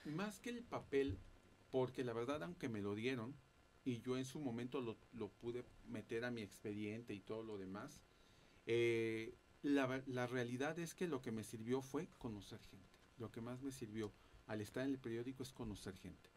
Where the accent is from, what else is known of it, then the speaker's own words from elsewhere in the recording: Veracruz, Mexico; moved away as an adult; now in Mexico City, Mexico; yo soy del estado de Veracruz y este y allá fue donde también yo tuve oportunidad de estudiar mi carrera.